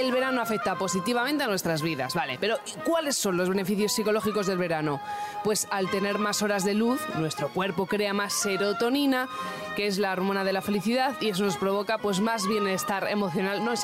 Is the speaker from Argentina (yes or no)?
no; Torrevieja, Valencian Community, Spain; yo soy de Torrevieja